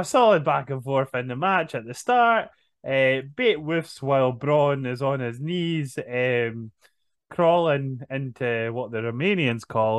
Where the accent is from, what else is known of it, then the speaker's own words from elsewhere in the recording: Scotland, United Kingdom; I'm Scottish